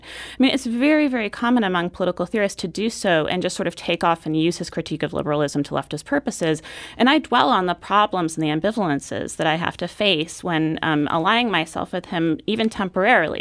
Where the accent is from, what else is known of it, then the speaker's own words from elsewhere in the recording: Portland, United States; growing up in Portland was wonderful.